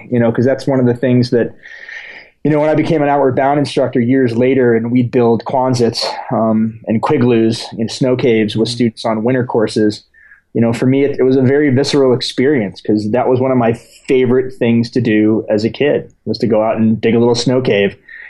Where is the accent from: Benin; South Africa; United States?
United States; born there; No, I was born in the States, okay. But my father's from Ecuador. Mm-hmm. So I spent a large portion of my childhood going back and forth.